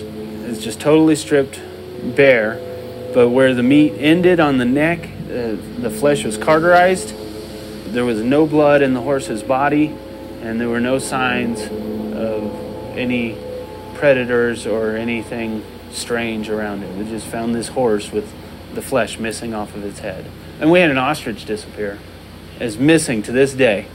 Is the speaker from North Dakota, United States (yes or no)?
no; San Luis Valley, Colorado, United States; also born or lived in Texas; I was born in Texas, but I had the good sense to move to Colorado when I was six months old, and been in the in the valley almost ever since